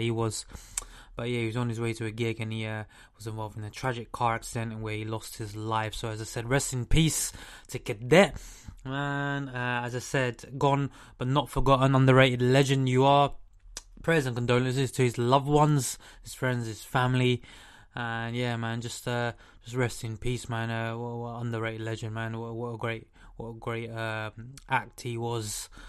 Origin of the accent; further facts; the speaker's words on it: London, United Kingdom; I'm from the UK. I'm from London